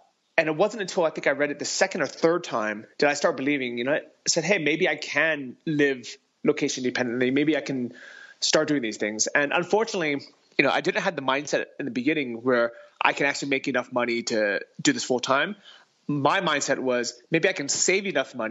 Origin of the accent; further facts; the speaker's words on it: San Francisco, California, United States; moved away as an adult; also born or lived in Thailand; I grew up in San Francisco.